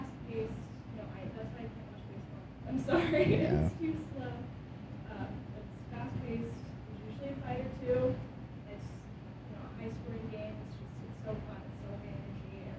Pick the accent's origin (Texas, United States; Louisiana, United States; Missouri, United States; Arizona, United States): Arizona, United States; I'm from Arizona